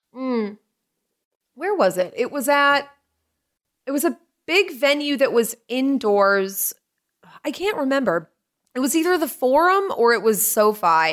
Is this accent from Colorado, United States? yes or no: no; Lynn, Massachusetts, United States; also born or lived in Salisbury, Massachusetts; I grew up in Lynn originally till I was like ten or eleven. Then we moved up north to Salisbury